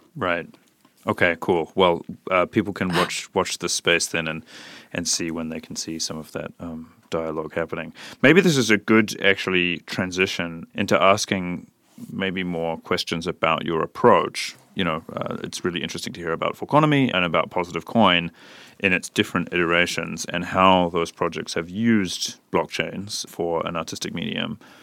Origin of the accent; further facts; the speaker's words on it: New Zealand; now in Berlin, Germany; I'm from New Zealand